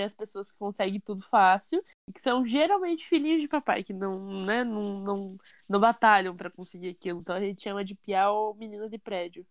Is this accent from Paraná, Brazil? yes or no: yes; Curitiba, Paraná, Brazil; eu sou curitibana